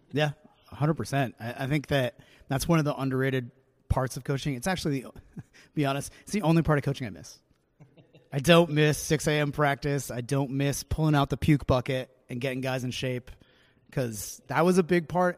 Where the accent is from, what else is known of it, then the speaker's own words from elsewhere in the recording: New Hampshire, United States; I'm from New Hampshire, but I was kind of raised on New England sports talk radio